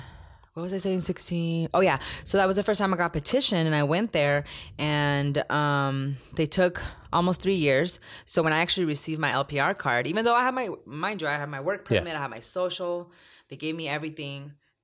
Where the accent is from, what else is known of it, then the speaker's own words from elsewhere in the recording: Ciudad Obregón, Sonora, Mexico; also born or lived in Sinaloa, Mexico; Because we're not from Nogales, actually. {S1} Right. {S2} We're from Obregón, Sonora, from Estación Don, Picam, and Sinaloa, Los Mochis, and all that. So I was a border baby because of that fake border that was actually there.